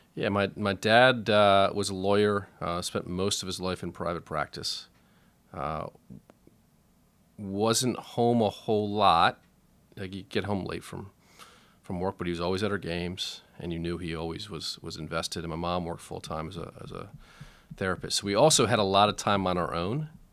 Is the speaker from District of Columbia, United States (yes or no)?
yes; Washington, District of Columbia, United States; I grew up in Shepherd Park, which is just off Sixteenth Street, uh, kinda north D C, uptown, uh, kinda near Silver Spring, but still in D C.